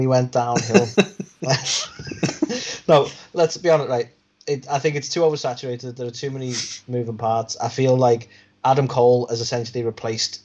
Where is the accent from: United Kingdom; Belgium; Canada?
United Kingdom